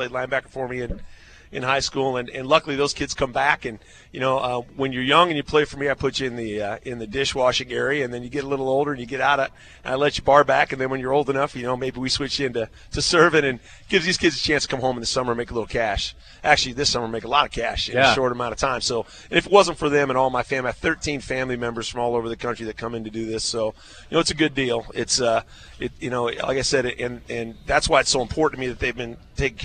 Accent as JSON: {"language": "English", "town": "Council Bluffs", "region": "Iowa", "country": "United States", "tie": "born or raised there", "said": "I grew up in Council Bluffs"}